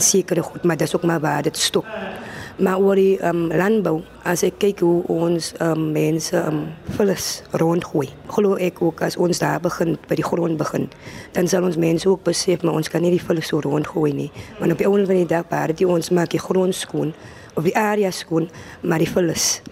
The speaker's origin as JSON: {"language": "Afrikaans", "area": "Voorstekraal, Genadendal", "region": "Western Cape", "country": "South Africa", "said": "ek is van Voorstekraal in Nettendal"}